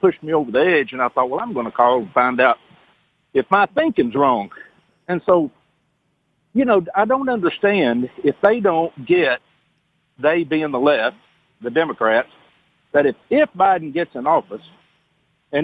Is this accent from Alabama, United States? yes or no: yes; Athens, Alabama, United States; I'm from Athens, Alabama.